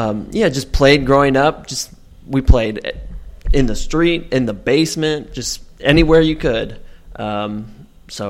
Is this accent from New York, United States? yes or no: yes; Rochester, New York, United States; moved away; I earned that prestigious title up in Rochester, New York, growing up.